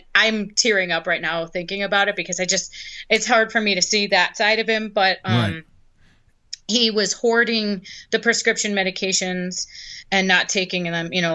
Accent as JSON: {"language": "English", "region": "New York", "country": "United States", "moved": "yes", "lives_now": "Phoenix, United States", "said": "I'm a New Yorker"}